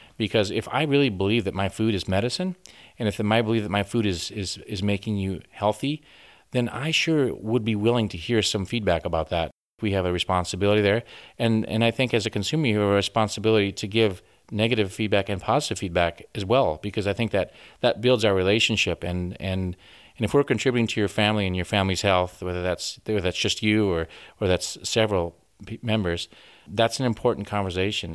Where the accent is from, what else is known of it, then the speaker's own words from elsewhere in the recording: Orange City, Iowa, United States; moved away as an adult; now in Western Australia, Australia; I grew up in the northwest part of, of Iowa. Sioux County is actually kind of from the city. It's, the city is Orange City